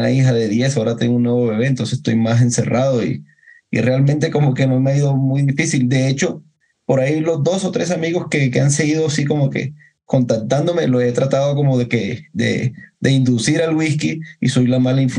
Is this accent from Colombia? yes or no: yes; Córdoba, Colombia; now in Bogotá, Colombia; yo no soy de acá de Bogotá, como les dije, yo soy de Córdoba. Y yo, la mayoría de mis amigos son de la costa, de la costa atlántica de Colombia.